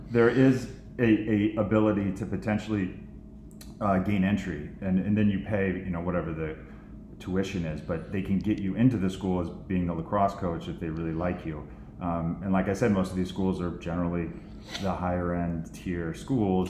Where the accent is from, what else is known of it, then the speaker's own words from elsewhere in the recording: Central Valley, California, United States; now in Rye, New York, United States; I grew up in Central Valley, California